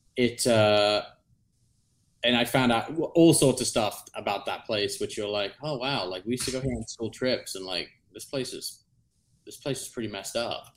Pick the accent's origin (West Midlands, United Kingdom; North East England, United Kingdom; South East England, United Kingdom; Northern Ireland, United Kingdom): South East England, United Kingdom; moved away; where I grew up in England.